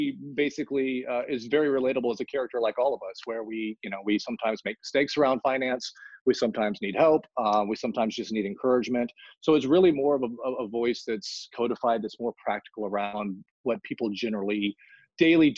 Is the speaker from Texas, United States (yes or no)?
yes; Central Texas, United States; moved away as an adult; also born or lived in Los Angeles / San Francisco / New York; I grew up in Central Texas in an area that didn't have a lot of wealth